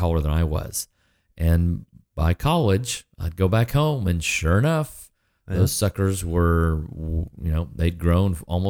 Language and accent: English; Ardmore, United States; I grew up in Ardmore